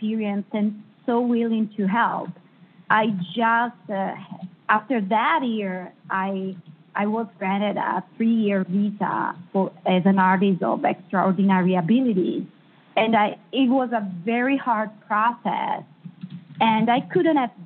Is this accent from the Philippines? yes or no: no; Italy; English is a second language; moved away as an adult; also born or lived in Hollywood; now in Los Angeles, United States; I come from Italy